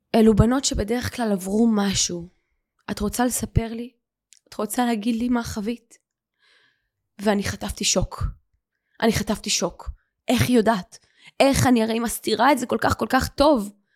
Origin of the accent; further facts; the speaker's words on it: Ramat Gan, Tel Aviv District, Israel; גדלתי ברמת חן, ברמת גן